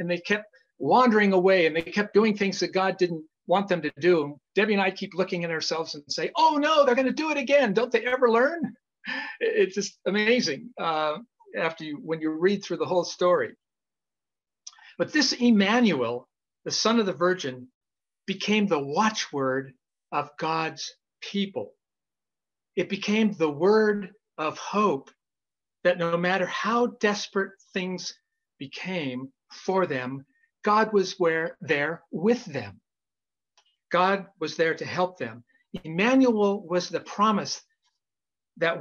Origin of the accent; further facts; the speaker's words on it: Idaho, United States; moved away; when I was a young kid growing up in Idaho